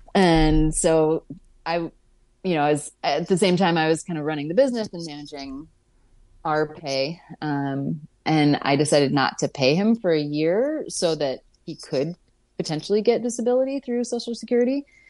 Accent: Pittsburgh, Pennsylvania, United States; moved away as an adult; now in Vermont, United States; I'm from Pittsburgh originally, but chose to come to Vermont

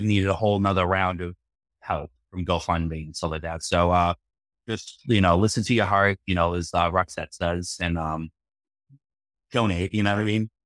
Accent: Boston, Massachusetts, United States; I'm from Boston

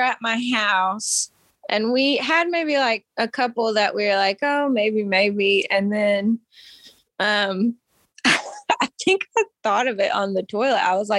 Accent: Maryville, Tennessee, United States; also born or lived in Louisiana; So Maryville. That's it. And I grew up in Maryville for like most of my childhood. But I was also born. I'm originally from Louisiana. I was born in Louisiana.

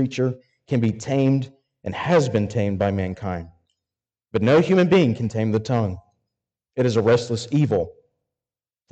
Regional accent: Arkansas, United States; I'm from Arkansas

